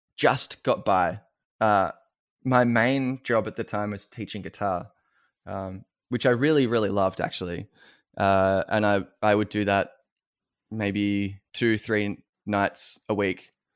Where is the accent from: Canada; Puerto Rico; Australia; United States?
Australia; as an Australian